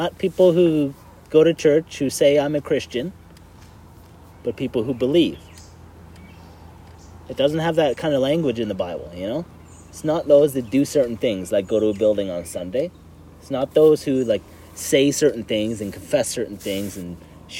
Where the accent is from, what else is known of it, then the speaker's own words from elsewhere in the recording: Canada; we're Canadian